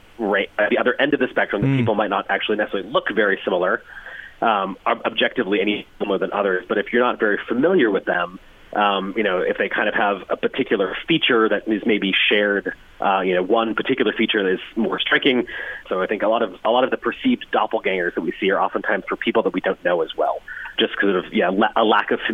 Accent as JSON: {"language": "English", "country": "United States", "accent": "American", "said": "I'm American, as you can tell from my voice, but yes, my family came from Ireland in the 1840s."}